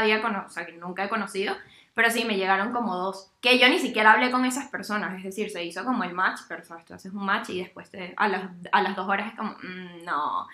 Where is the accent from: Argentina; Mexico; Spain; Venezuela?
Venezuela; now in Berlin, Germany; soy venezolana